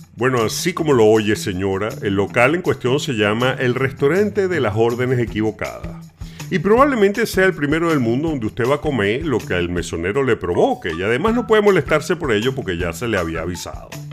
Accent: Venezuela; sabemos los venezolanos

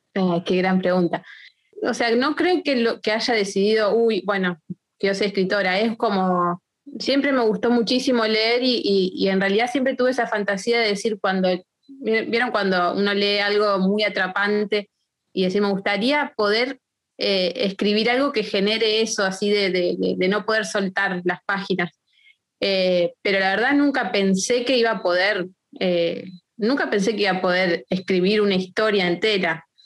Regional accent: Argentina; nosotros como argentinos

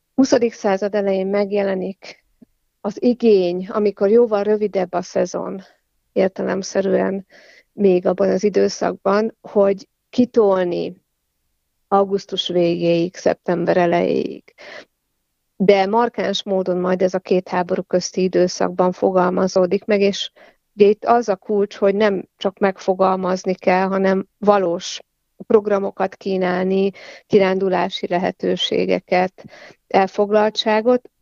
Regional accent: Kaposvár, Somogy, Hungary; also born or lived in Fonyódliget; now in Siófok, Hungary; Kaposvári születésű vagyok, és Fonyódligeten töltöttem a nyarakat

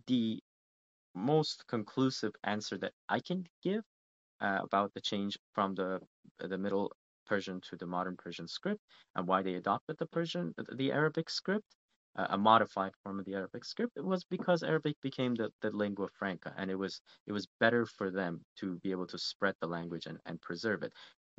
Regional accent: Canada; because being a Canadian, I do a lot of studying and research on Canadian history as well.

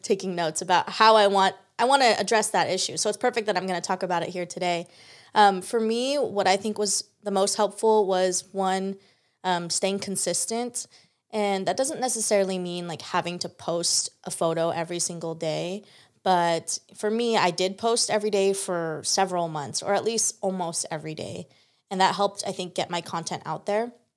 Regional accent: San Diego, California, United States; I'm so excited to be a local San Diegan

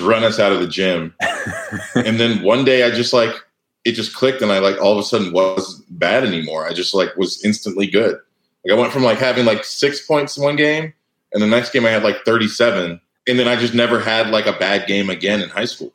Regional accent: Cardiff by the Sea, California, United States; I was from Cardiff by the Sea, California

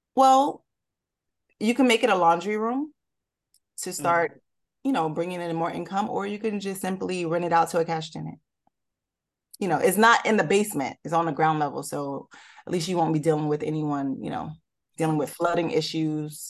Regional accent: Newark, New Jersey, United States; I'm from Newark, technically. I grew up in Newark, went to high school in Newark

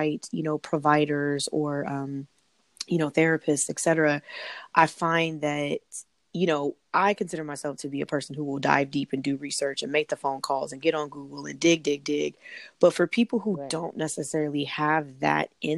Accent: California, United States; I'm from California

